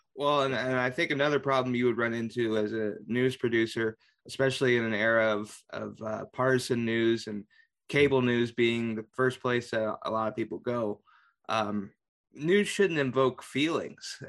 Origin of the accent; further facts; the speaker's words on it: Carmel, Indiana, United States; I'm originally from Carmel